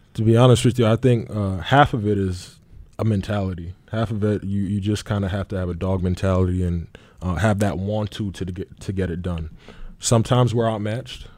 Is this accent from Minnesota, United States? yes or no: no; New York City, New York, United States; moved away; also born or lived in Jacksonville; born and raised in the Bronx from New York City